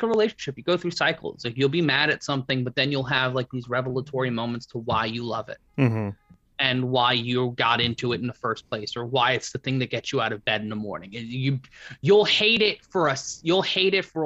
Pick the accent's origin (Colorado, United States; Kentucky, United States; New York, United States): New York, United States; New York City; where I grew up in Brooklyn